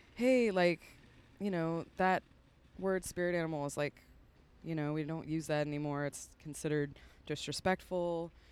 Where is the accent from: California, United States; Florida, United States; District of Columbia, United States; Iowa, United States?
California, United States; San Francisco; moved away as an adult; also born or lived in Humboldt County, California; now in Nashville, United States; I'm from the San Francisco Bay Area